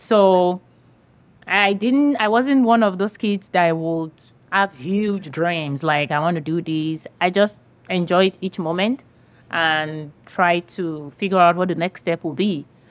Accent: Nigeria; now in San Diego, United States; I grew up in Nigeria, West Africa

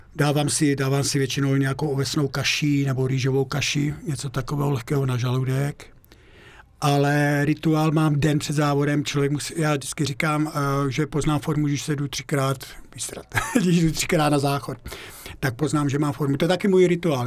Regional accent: Moravian Slovakia, near Uherské Hradiště, Zlín Region, Czechia; moved away as an adult; now in Austria; já pocházím ze, Slova, ze Slovácka, jo, žil jsem tam vlastně 25 let, no, no 25 let a ten kraj miluju kolem Uherského radiště

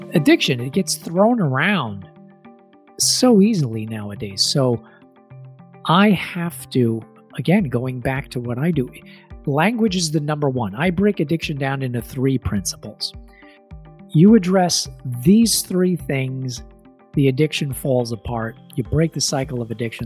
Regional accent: New York, United States; moved away as an adult; also born or lived in Nelson, British Columbia; now in Victoria, Canada; I'm a native New Yorker. I'm born and raised in New York

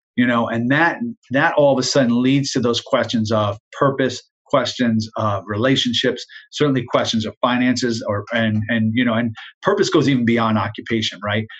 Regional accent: Jersey Shore, New Jersey, United States; I grew up in New Jersey, South Jersey, uh, on the Jersey Shore

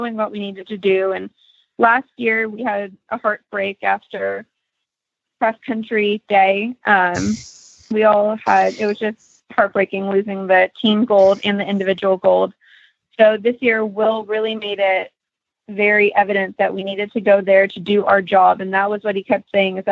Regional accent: Prosper, Texas, United States; I am from Prosper, Texas

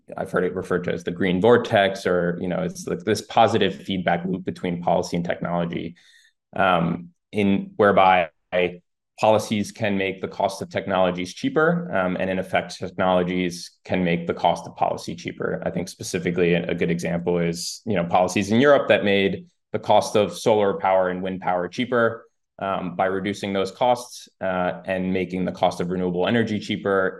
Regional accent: New York, United States; also born or lived in Spain; Grew up mostly in New York

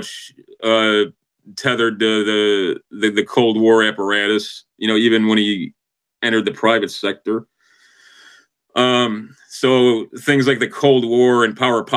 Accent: Chicago, Illinois, United States; I'm from the North Shore of Chicago.

